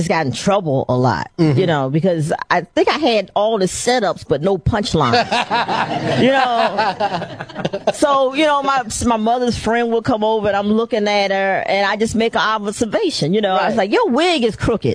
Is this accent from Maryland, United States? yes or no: yes; D.C. area, Maryland, United States; I grew up in the Maryland, D.C. area